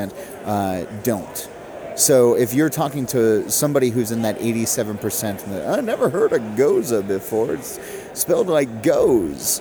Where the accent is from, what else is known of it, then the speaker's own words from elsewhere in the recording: Jersey Shore, New Jersey, United States; I grew up on the Jersey Shore